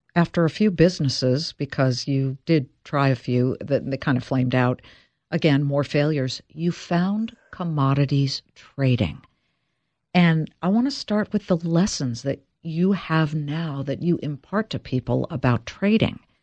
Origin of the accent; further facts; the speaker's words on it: Beverly Hills, California, United States; I'm from Beverly Hills.